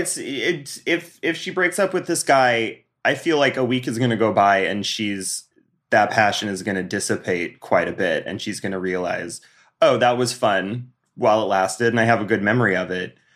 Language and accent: English; Bozeman, Montana, United States; moved away; I'm from Bozeman